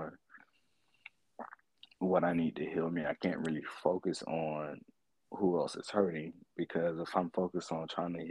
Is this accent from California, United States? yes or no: no; Florida, United States; I'm 27, and I'm from Florida